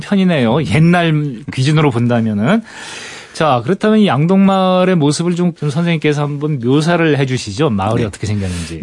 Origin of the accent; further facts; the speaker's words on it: Gangwon, South Korea; 강원도 출신이거든요.